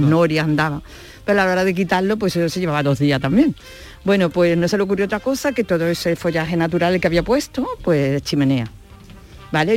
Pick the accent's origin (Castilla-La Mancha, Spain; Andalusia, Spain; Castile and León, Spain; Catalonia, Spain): Andalusia, Spain; Seville; moved away as an adult; now in Espartinas, Spain; Aunque soy de Triana, vivo aquí en Espartina.